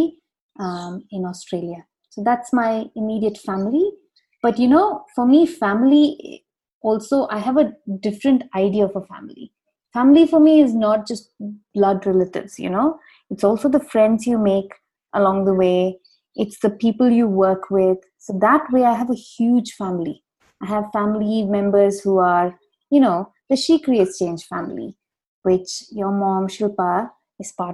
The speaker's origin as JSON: {"language": "English", "town": "Gudalur", "region": "Tamil Nadu", "country": "India", "tie": "born or raised there", "also_born_or_lived": "Bangalore, Karnataka", "said": "I spent a big part of my childhood in a place called Gudalur. It's in Tamil Nadu, near Ooty."}